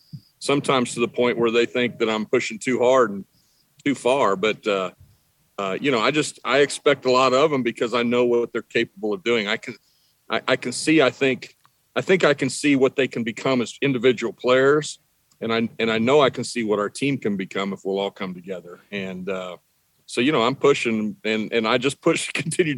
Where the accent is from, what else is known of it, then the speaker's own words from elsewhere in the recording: Midwest, United States; now in Texas, United States; growing up in the Midwest